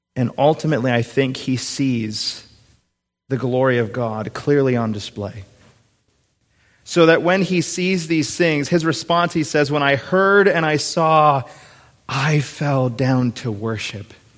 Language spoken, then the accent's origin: English; Minnesota, United States; moved away; going back to my home state. I kind of turned into a little giddy seven or eight year old when I see the Minnesota state sign